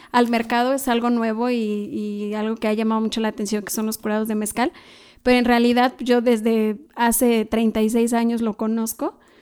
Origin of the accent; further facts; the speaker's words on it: Malinalco, State of Mexico, Mexico; moved away; allá en mi pueblo, que es Malinalco, Chalma